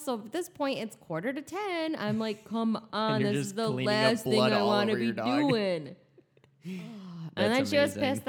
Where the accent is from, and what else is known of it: Grand Rapids, Michigan, United States; born there